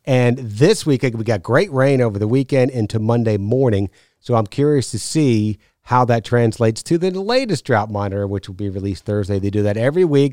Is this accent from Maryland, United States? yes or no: no; New York, United States; I grew up in New York